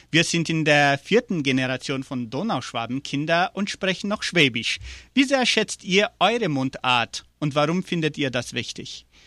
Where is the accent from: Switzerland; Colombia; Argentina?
Argentina; Entre Ríos; bei uns ist, wir sind auch aus Entre Rios und fertig.